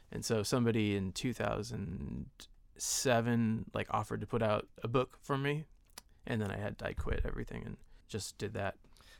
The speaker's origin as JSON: {"language": "English", "town": "San Diego", "region": "California", "country": "United States", "tie": "born or raised there", "said": "Yeah, I grew up in San Diego, and my friends and I ran a weekly paper in town called Fahrenheit San Diego."}